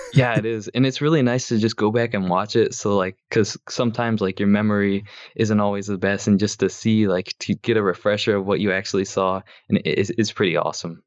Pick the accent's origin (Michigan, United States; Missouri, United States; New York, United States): Michigan, United States; I'm from Michigan, and I'm a freshman in college this year.